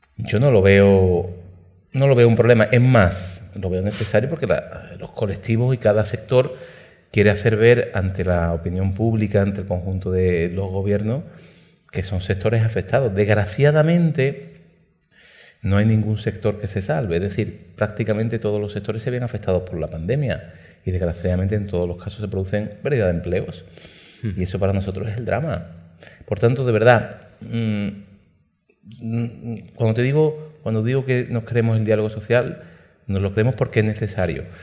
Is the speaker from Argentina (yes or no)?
no; Málaga province, Andalusia, Spain; Málaga, en mi provincia